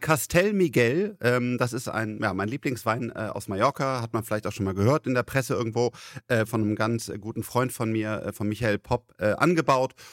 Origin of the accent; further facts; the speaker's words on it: Rhineland, Germany; ich bin Rheinländer